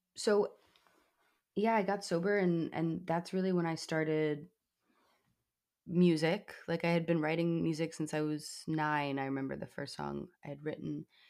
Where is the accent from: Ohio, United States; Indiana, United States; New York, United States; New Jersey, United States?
New York, United States; New York City; I grew up in New York City